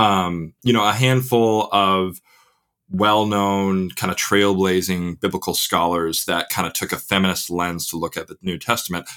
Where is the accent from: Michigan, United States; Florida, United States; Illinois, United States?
Illinois, United States; Crystal Lake; accent: Midwestern; moved away as an adult; now in England, United Kingdom; born and raised in the McHenry County, Crystal Lake area